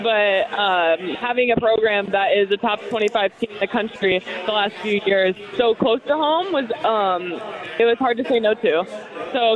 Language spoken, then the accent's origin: English; Indiana, United States; born or raised there; also born or lived in Eugene, Oregon; now in Bloomington, United States